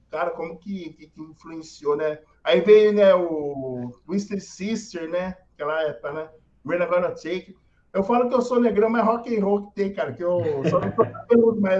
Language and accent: Portuguese; Cananéia, São Paulo, Brazil; born there; eu nasci em Cananéia, brother. Minha história tá é muito